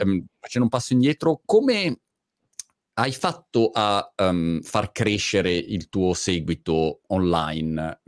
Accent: Milan, Lombardy, Italy; moved away; io diciamo milanese di, eh sì. di origine, ehm, però spatriato

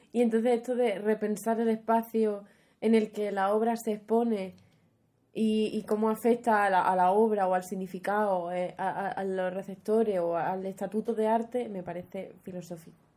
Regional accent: Huelva, Andalusia, Spain; había mucha falta de oferta cultural en Huelva, en mi pueblo

